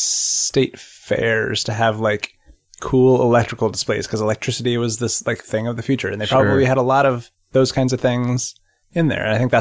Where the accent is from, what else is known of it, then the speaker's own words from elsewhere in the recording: Colorado, United States; Maybe it was because I grew up in Colorado and like we just heard all the cool stories about Tesla in Colorado Springs.